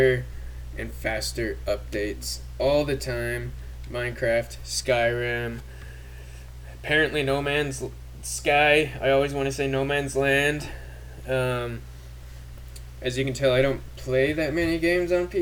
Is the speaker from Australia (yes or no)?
no; Canada; now in United States; I grew up in Canada